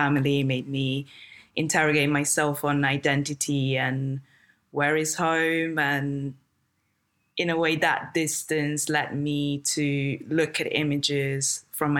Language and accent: English; a very small town in the north of Italy, northern Italy, Italy; English is a second language; moved away as an adult; also born or lived in London; I came from a very small town in the north of Italy, where I'm actually now.